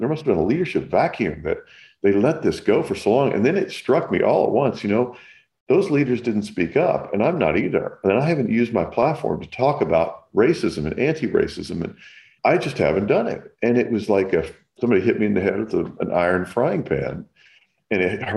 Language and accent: English; Kentucky, United States; now in California, United States; I grew up in the South in Kentucky